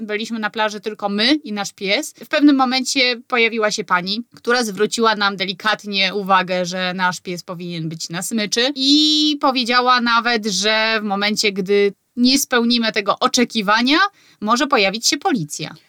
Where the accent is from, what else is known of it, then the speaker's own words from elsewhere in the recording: Poland; moved away as an adult; now in Sweden; Ja na przykład pochodzę z małego miasta i u mnie na spokojnie się mówiło